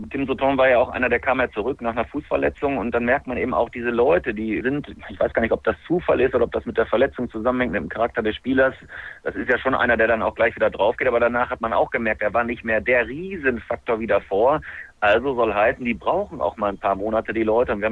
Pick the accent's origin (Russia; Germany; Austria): Germany; Lemgo, North Rhine-Westphalia; born there; In mir schlägt ja auch immer so ein, ich bin ja gebürtiger Lemgo, so ein Fanherz